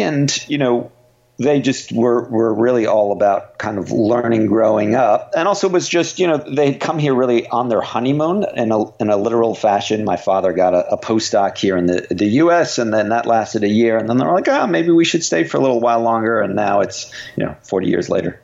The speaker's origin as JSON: {"language": "English", "country": "United States", "tie": "born or raised there", "said": "I live here and and you know grew up here and and so feel you know, I am really American"}